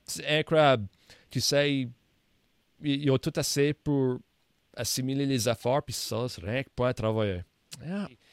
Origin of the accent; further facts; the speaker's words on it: Nova Scotia, Canada; comme un néo-écossais. La culture acadienne et néo-écossaise, comme ça, c'est mes deux cultures ici